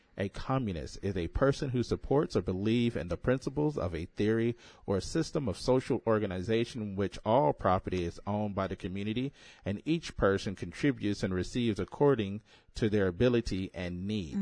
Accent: United States; I'm an American

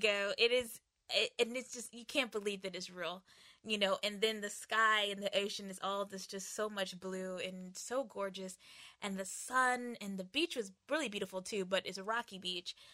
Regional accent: United States; moved away; also born or lived in Asia; coming from, uh, Asia and also being American

